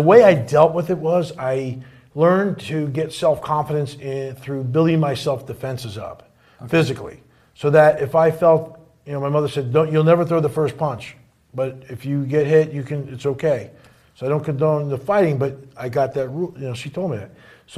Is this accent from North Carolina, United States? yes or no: no; New Jersey, United States; So basically, of all surprising things, I grew up in North Jersey.